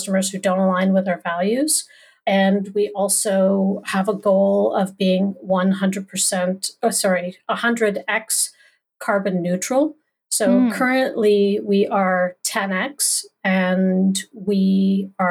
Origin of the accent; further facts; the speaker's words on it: Canada; I am one Canadian